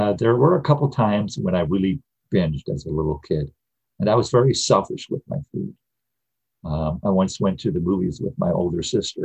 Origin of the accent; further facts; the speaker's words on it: Midwest, United States; I grew up in the Midwest in the 50s and 60s